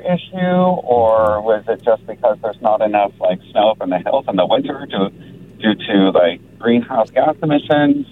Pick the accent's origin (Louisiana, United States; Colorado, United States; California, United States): California, United States; North Bay; I grew up in the North Bay